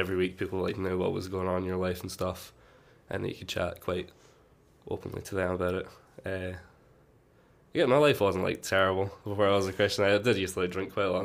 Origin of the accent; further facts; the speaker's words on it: Glasgow, Scotland, United Kingdom; I am from Glasgow, near Glasgow.